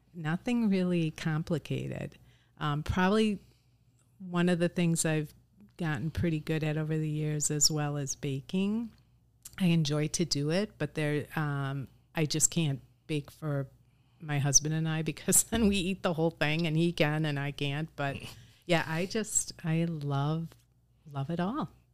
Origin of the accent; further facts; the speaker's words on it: Oshkosh, Wisconsin, United States; moved away as an adult; also born or lived in Madison, United States / Chicago, United States; I was born and raised in Oshkosh